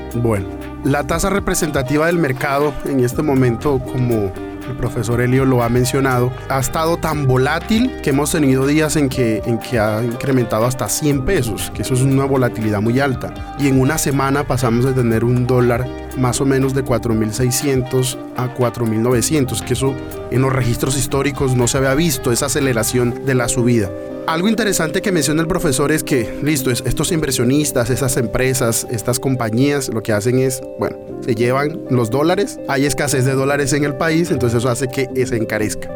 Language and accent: Spanish; Colombia; nosotros como colombianos